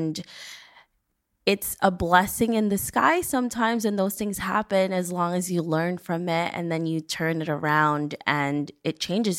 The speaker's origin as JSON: {"language": "English", "region": "New York", "country": "United States", "said": "I mean, I'm a New Yorker, and every time you talk to any New Yorker here"}